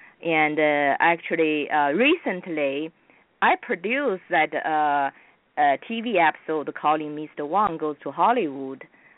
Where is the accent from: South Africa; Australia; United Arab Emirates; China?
China; accent: British Asian accent; English is a second language; moved away as an adult; also born or lived in Houston, Texas; now in Burbank, United States; I started from Houston. You know, I immigrated from China to Houston first in 1989.